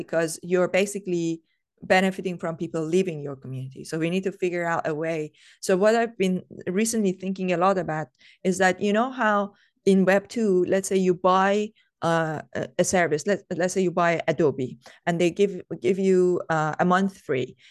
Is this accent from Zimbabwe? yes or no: no; Iran; I come from Iran